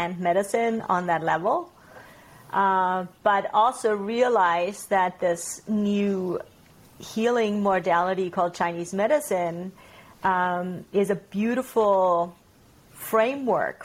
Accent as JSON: {"language": "English", "region": "Bavarian Alps", "country": "Germany", "tie": "born or raised there", "also_born_or_lived": "Kootenays, British Columbia, Canada", "moved": "as an adult", "lives_now": "Kaslo, Canada", "said": "I grew up in the Bavarian Alps in Germany, and in my early 20s, I traveled to Canada and I stayed in Canada."}